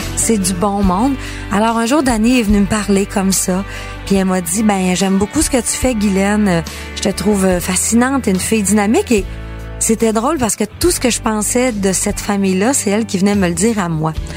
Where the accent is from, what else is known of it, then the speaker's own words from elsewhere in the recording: Quebec, Canada; quand j'étais petite, moi, au Saguenay-Lac-Saint-Jean, devant ma télé